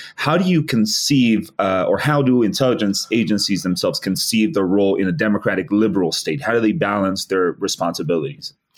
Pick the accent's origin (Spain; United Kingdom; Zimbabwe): Spain; moved away; my home country actually the the uh, the uh, 2004 terror attacks on the Atocha train stations in Spain